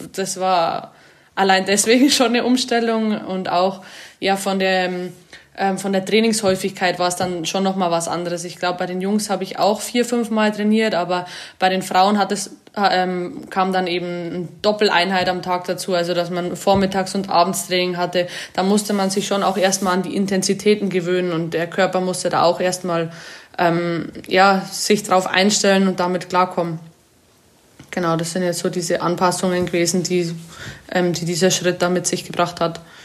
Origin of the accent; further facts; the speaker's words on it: Amberg, Bavaria, Germany; accent: leichter bayerischer Dialekt; now in Paris, France; Ich komme aus Amberg, das ist in der Oberpfalz aus Bayern.